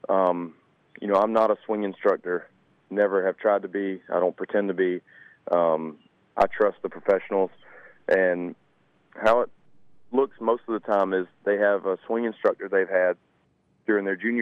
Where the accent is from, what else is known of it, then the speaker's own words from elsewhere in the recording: Claxton, Georgia, United States; I was 15, 16. I was still from Claxton, but I never played any courses outside the local area. You know, the Metter, Claxton